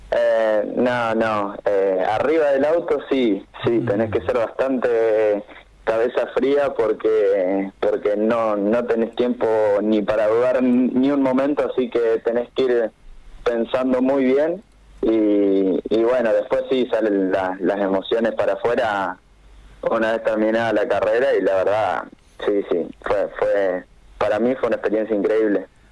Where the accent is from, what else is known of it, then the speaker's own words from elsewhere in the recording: General Pico, La Pampa, Argentina; somos todos acá de La Pampa